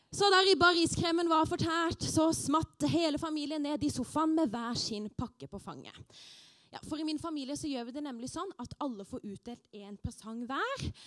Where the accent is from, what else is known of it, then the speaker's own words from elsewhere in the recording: Arendal, Agder, Norway; Arendal, der jeg er fra